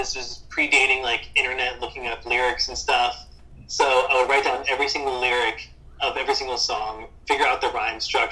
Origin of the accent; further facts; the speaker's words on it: Martinsburg, West Virginia, United States; I grew up in Martinsburg, West Virginia, which is in the Eastern Panhandle